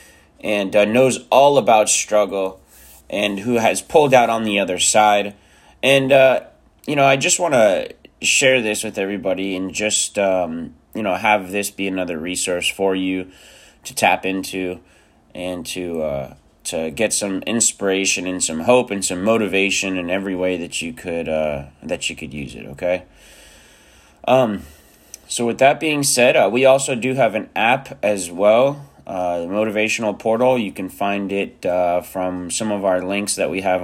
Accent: South Florida, United States; also born or lived in Romania; I grew up in South Florida.

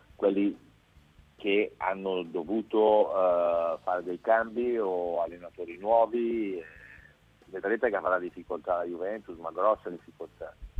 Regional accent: Brescia, Lombardy, Italy; essendo bresciano, l'ho visto quando giocava ancora all'oratorio o la squadra della Bonutas che è la squadra mm, di un centro sportivo dove sono cresciuti moltissimi giocatori, compreso, compreso io

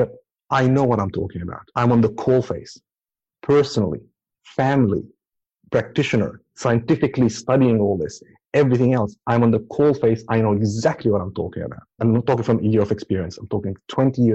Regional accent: Abu Dhabi, United Arab Emirates; now in Auckland, New Zealand; I grew up in Abu Dhabi

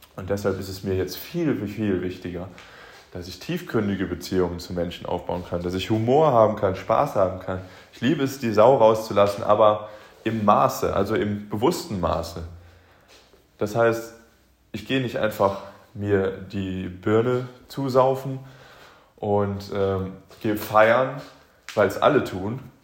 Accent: Aachen, North Rhine-Westphalia, Germany; moved away; in meiner Heimatstadt, ich komme ursprünglich aus Aachen

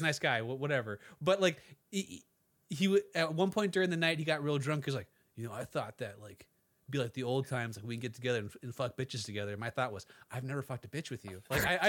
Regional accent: Waukesha, Wisconsin, United States; born or raised there; moved away

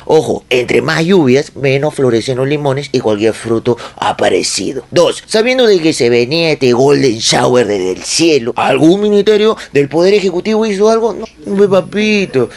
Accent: Peru; nosotros los peruanos

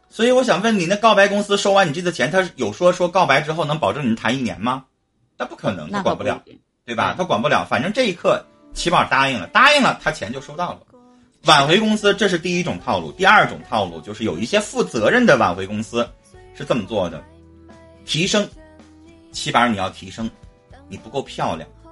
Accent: Harbin, Heilongjiang, China; 我是哈尔滨的

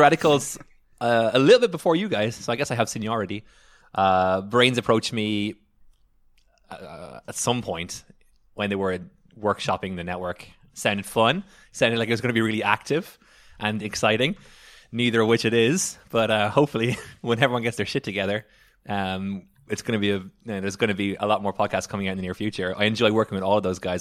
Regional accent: Ireland; moved away; I am from Ireland

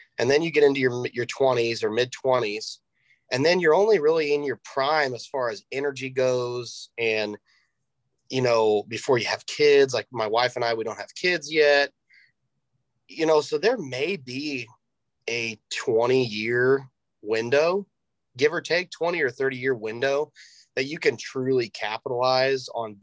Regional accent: Greenwood, United States; I'm born and raised here in Greenwood. This is my hometown.

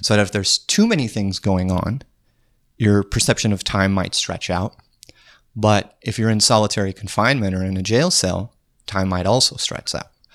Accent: Trenton, North Dakota, United States; moved away; I'm from Trenton, North Dakota. Small town in the middle of North Dakota.

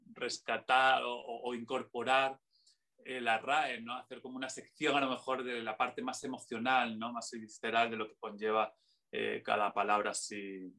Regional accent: Extremadura, Spain; now in Madrid, Spain; yo soy de esas ciudades yo soy extremeño

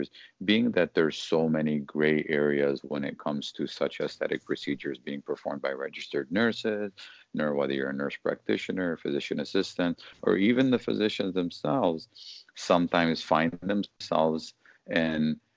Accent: Detroit, Michigan, United States; moved away as an adult; now in Los Angeles, United States; I'm originally from Detroit. I moved to the LA area here in California just over a year ago

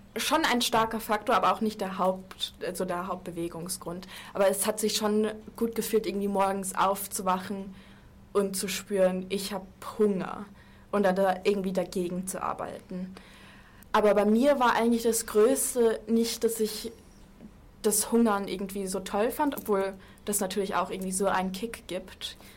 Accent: Munich, Bavaria, Germany; moved away; Ich bin Münchnerin

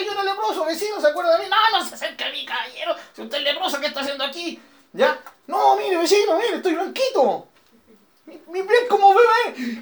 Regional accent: Chile; nosotros somos todos chilenos y aunque no fuéramos chilenos estamos viviendo en Chile

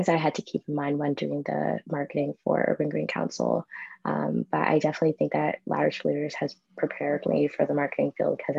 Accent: New York City, New York, United States; I'm from Astoria, Queens, the best borough

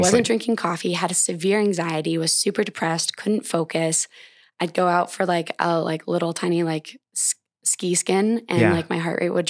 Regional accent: Montana, United States; well, what better than running, which I love through my home state of Montana

